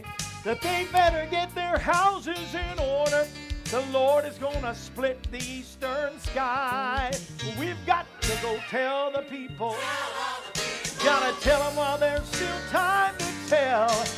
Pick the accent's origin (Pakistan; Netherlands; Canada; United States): United States; Florida; also born or lived in Missouri / Tulare, California; now in Tennessee, United States; I grew up in Florida. I live in Missouri